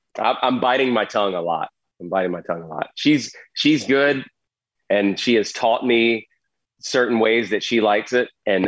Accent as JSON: {"language": "English", "region": "the South", "country": "United States", "tie": "born or raised there", "said": "And I grew up in the South. I barely left the state."}